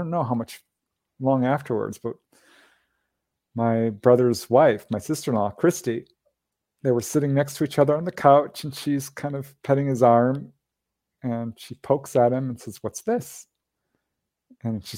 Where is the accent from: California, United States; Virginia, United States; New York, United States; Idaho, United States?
California, United States; Los Angeles; I am a bookkeeper from Reseda, California, former bookkeeper